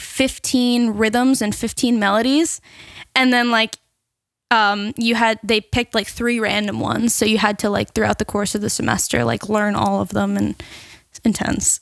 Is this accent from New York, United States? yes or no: yes; Seaford, New York, United States; I'm actually from Seaford, so the next town over